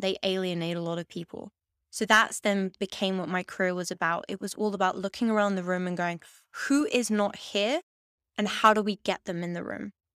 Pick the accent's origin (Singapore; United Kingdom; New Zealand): United Kingdom; London; moved away as an adult; now in Amsterdam, Netherlands; I grew up in Hackney, in East London